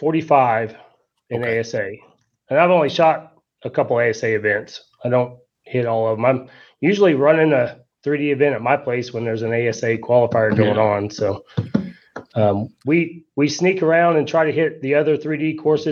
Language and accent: English; Claremore, Oklahoma, United States; I'm from Claremore, Oklahoma, Chelsea area. Grew up there